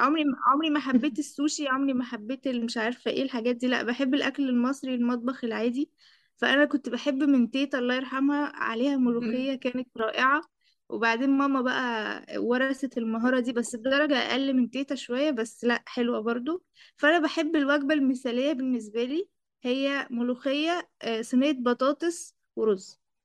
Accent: Egypt; أنا مصرية

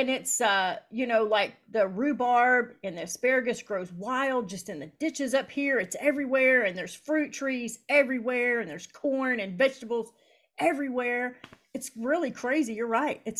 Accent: Appalachia, United States; I'm from Appalachia, and all those Appalachian artists

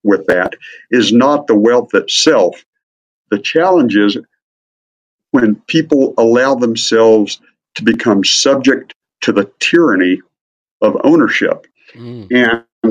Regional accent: Midwest, United States; grew up in a small town in the Midwest

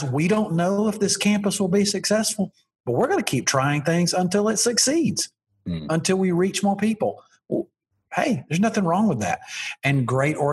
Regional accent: Alabama, United States; I'm from Alabama

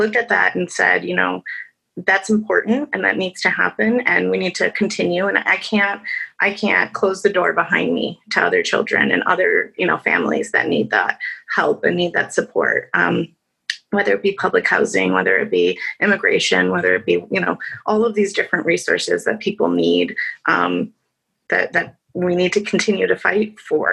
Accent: Chicago, Illinois, United States; I was born and raised in Chicago in the Humboldt Park area

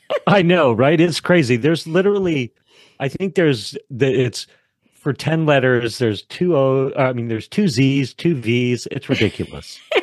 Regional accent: Wyoming, United States; I grew up in Wyoming

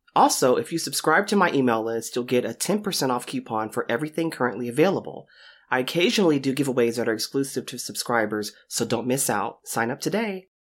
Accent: United States; now in Texas, United States; as an American

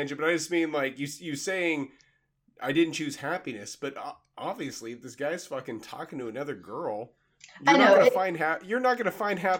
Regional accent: Kansas, United States; Even though I'm from Kansas, I'm still sweet.

